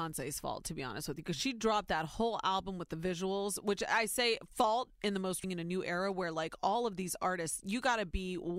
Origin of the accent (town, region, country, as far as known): Ohio, United States; born or raised there